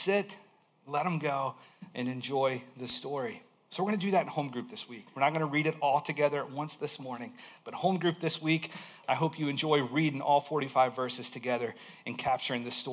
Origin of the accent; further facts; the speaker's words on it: Alabama, United States; I grew up in Alabama in a small town